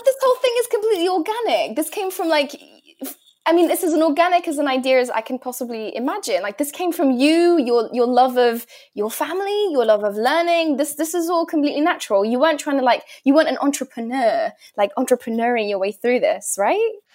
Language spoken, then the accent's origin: English; London, United Kingdom; I grew up in London town.